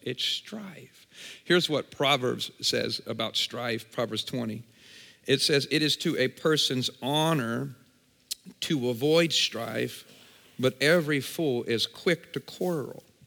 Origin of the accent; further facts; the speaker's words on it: Champaign, Illinois, United States; I'm from Champaign, Urbana, just about an hour and a half this way